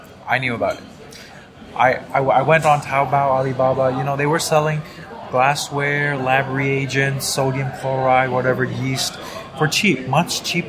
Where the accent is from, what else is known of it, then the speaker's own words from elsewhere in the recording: Thailand; moved away as an adult; also born or lived in Toronto; now in Singapore; growing up in Thailand